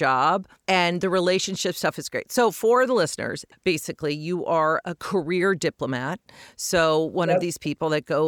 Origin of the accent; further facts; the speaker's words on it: Colorado, United States; I grew up in Colorado